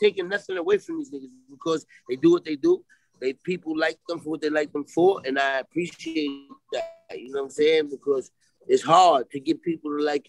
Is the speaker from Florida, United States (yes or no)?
no; New York City, New York, United States; I'm from Brooklyn. I'm from Four Green Projects. That's where I'm from.